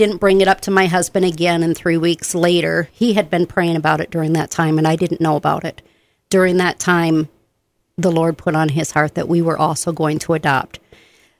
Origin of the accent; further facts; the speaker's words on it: Benton Harbor, Michigan, United States; also born or lived in Southern Illinois; now in Bemidji, United States; but I'm from Michigan, Benton Harbor, St. Joe, Michigan, and I was an Air Force brat as well, so I lived in Southern Illinois for a while.